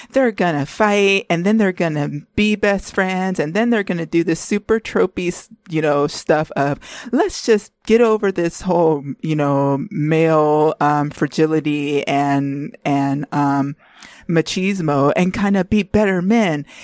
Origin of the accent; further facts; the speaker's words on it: California, United States; we're both from California